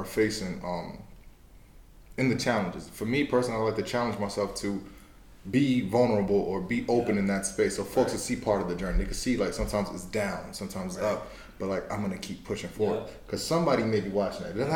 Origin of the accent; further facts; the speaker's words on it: New York City, New York, United States; I'm from Brooklyn